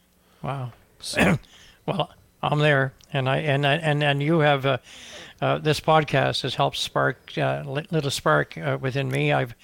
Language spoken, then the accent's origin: English; the Maritimes, Canada; because I'm from the Atlantic Maritimes